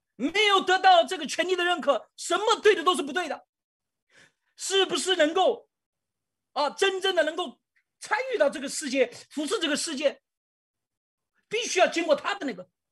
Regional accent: China; 我们中国人

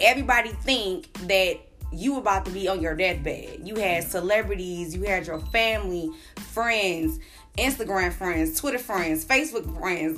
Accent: Long Beach, California, United States; also born or lived in Chicago; I am originally from Chicago, but I was born and raised in California, Eastside Long Beach

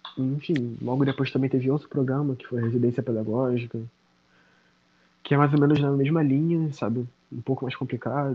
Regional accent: Nilópolis, Rio de Janeiro, Brazil; Sou nascido e criado na Baixada Fluminense, no Rio de Janeiro.

